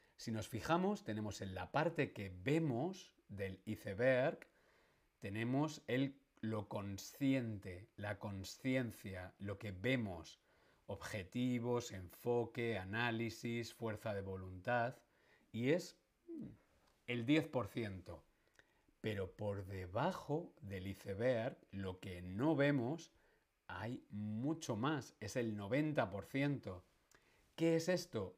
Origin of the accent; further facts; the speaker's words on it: Madrid, Community of Madrid, Spain; Yo soy madrileño. Nací en Madrid